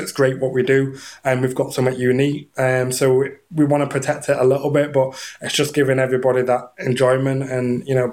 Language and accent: English; England, United Kingdom; moved away; I'm from England originally, so it was year 10, so I'd have been 15